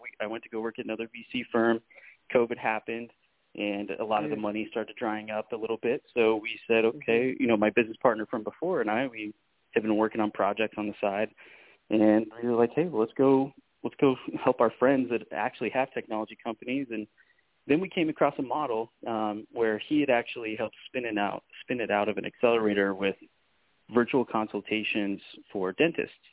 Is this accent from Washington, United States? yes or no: yes; Spokane, Washington, United States; moved away as an adult; now in Phoenix, United States; back in my hometown of Spokane, Washington